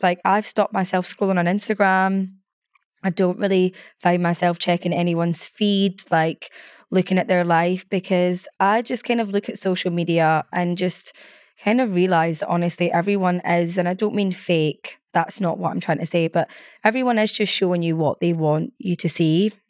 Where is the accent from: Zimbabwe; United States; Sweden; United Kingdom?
United Kingdom; Scotland; moved away as an adult; now in London, United Kingdom; I'm such a Scottish gal